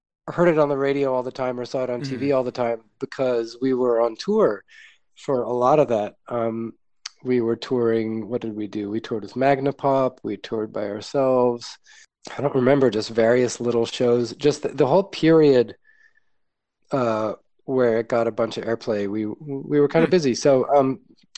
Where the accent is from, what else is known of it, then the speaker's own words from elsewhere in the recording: New York, United States; I grew up in New York